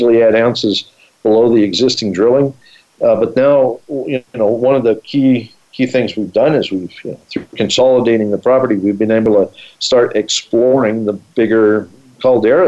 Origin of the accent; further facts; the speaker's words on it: Colorado, United States; I grew up in Colorado